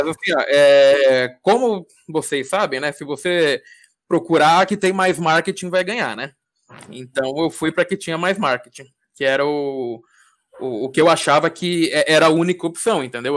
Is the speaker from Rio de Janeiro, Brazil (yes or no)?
no; Diadema, São Paulo, Brazil; eu sou de São Paulo, sou de Adema